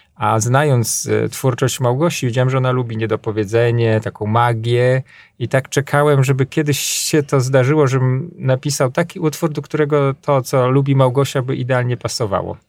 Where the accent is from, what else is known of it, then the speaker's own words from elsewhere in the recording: Podlaskie Voivodeship, Poland; also born or lived in Grabowiec; u nas na Podlasiu